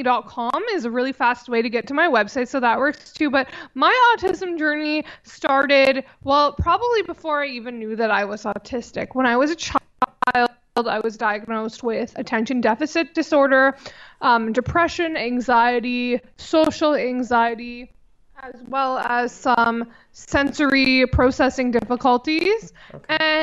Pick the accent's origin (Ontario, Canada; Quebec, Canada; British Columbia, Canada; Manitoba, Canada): British Columbia, Canada; Vancouver; born in Vancouver, and I'm still in the same area.